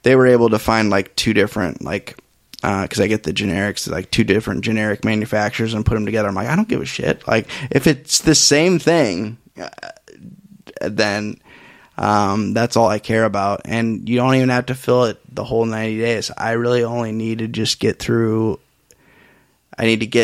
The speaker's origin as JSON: {"language": "English", "region": "Iowa", "country": "United States", "said": "people from Iowa, we don't really get a lot of people with accents"}